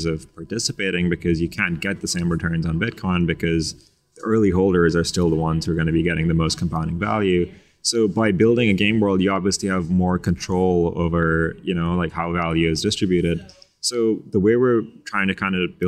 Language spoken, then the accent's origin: English; Pakistan; I'm from Pakistan